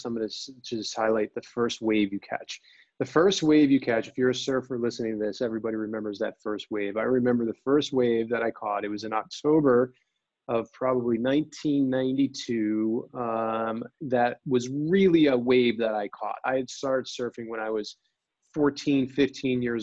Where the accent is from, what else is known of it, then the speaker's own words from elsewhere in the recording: New Jersey, United States; moved away as an adult; now in California, United States; I'm from New Jersey, as I just alluded to saying there, I surfed in New Jersey